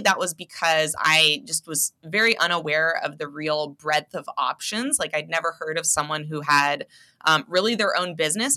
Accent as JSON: {"language": "English", "town": "Seattle", "region": "Washington", "country": "United States", "tie": "born or raised there", "also_born_or_lived": "Providence, Rhode Island / Los Angeles, California", "moved": "as an adult", "lives_now": "Spokane, United States", "said": "spent most of my life growing up in Seattle"}